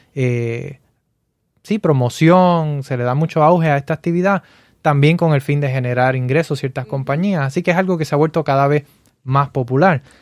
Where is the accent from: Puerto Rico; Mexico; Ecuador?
Puerto Rico; now in Florida, United States; yo crecí en Puerto Rico